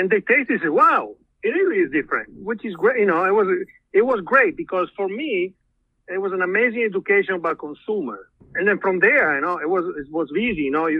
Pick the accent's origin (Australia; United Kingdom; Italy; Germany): Italy; English is a second language; moved away as an adult; now in New York, United States; I'm from Friuli, from Veneto, so I don't give up very easily. I grew up drinking Prosecco